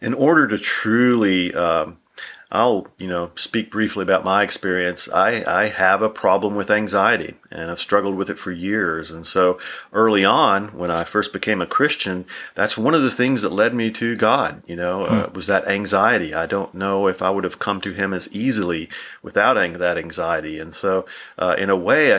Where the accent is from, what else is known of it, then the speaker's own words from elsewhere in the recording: Tennessee, United States; moved away; also born or lived in Texas; So I grew up in Tennessee, lived in Texas.